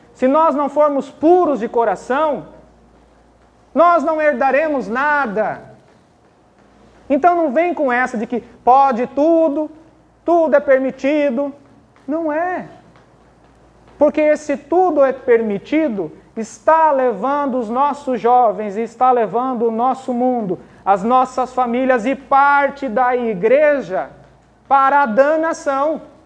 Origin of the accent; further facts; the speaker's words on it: Brazil; eu sou brasileiro, nascido da terra de Santa Cruz